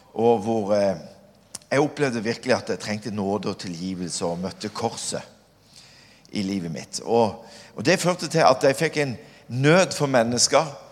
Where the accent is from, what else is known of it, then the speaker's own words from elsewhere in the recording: Kvinesdal, Agder, Norway; now in Stord, Norway; Som liten så flytta jeg til Kvinesdal. Jeg er oppvokst i Kvinesdal